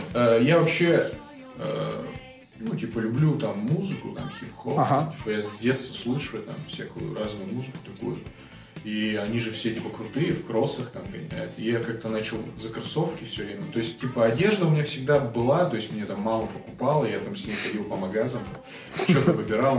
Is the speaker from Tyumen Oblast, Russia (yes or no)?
yes; Tyumen, Tyumen Oblast, Russia; я типа, из Тюмени